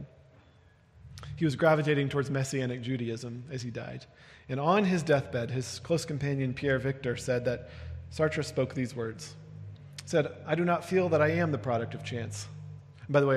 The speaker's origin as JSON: {"language": "English", "country": "United Kingdom", "moved": "yes", "lives_now": "Denver, United States", "said": "I was speaking as a British person"}